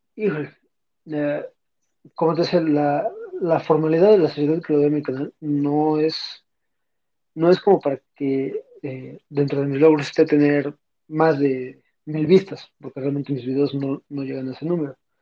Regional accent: Puebla, Mexico; soy de la ciudad de Puebla

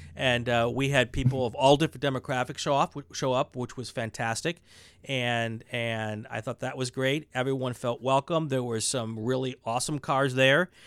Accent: Wisconsin, United States; now in California, United States; I'm from Wisconsin

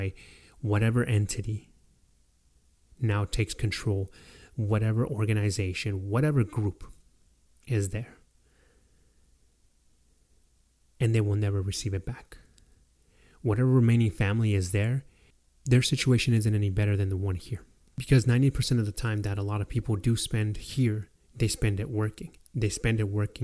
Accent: Mexico; now in United States; giving up my nationality as a Mexican to be able to attain my nationality as an American citizen

